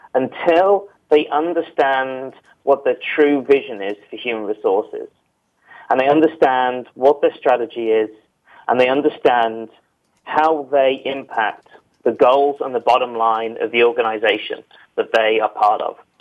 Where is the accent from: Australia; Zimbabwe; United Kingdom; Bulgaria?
United Kingdom